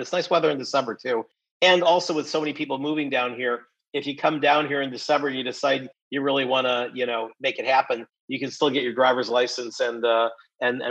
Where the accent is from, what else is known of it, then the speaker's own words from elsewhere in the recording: Buffalo, New York, United States; I grew up in Buffalo, New York, and, you know, sort of working class, you know, steel mill town